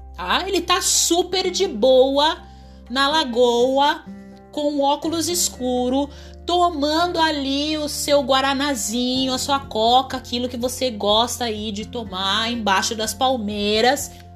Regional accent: Brazil; eu sou brasileira nativa

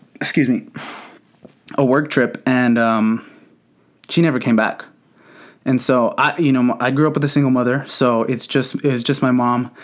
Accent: San Bernardino, California, United States; I grew up in San Bernardino. Um, for those of you who don't know, the city is Southern California

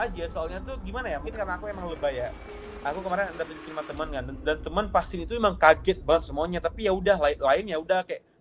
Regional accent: Aceh, Indonesia; bentar aku dari Aceh ya. Kayak dari Aceh enggak ada kayak yang basic aja sih

